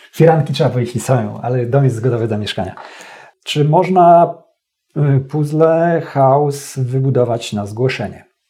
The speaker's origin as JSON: {"language": "Polish", "town": "Stalowa Wola", "region": "Subcarpathian Voivodeship", "country": "Poland", "tie": "born or raised there", "also_born_or_lived": "Warsaw", "moved": "yes", "said": "do rodzinnej Stalowej Woli"}